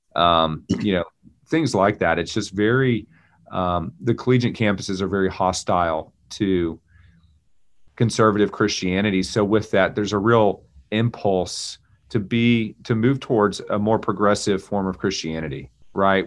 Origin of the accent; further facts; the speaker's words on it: Texas, United States; moved away as an adult; now in Raleigh, United States; I'm a Texan, native Texan